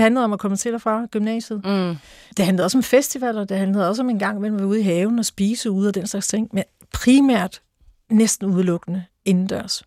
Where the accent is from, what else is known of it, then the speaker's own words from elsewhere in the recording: Mariager Fjord, North Denmark Region, Denmark; Jeg voksede op ved Mariager Fjord.